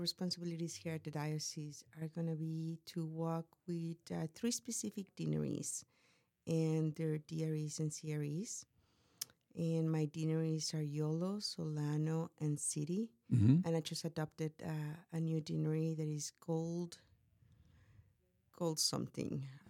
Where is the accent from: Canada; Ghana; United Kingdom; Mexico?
Mexico; English is a second language; moved away as an adult; now in United States; I was born in Mexico, and I lived there until I was 18 years mm-hmm. old.